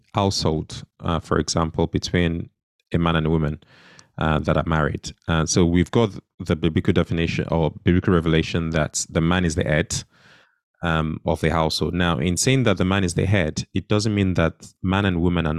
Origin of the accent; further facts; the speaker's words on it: Nigeria; when I was growing up in Nigeria as a child